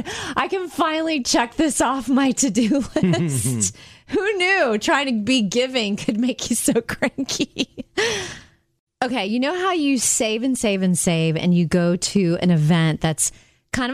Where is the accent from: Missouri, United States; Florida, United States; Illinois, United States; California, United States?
Florida, United States; Jupiter; moved away; my hometown in Jupiter, Florida